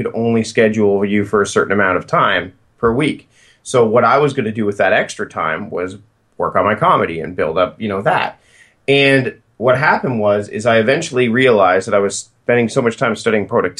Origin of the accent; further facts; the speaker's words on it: Hamilton, Ontario, Canada; moved away as an adult; also born or lived in Port Coquitlam, British Columbia / Victoria, British Columbia; I'm originally from Hamilton, Ontario